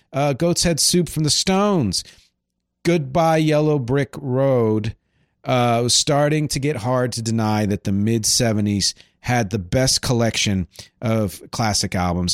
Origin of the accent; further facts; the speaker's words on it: Philadelphia area, Pennsylvania, United States; where I grew up in the Philly area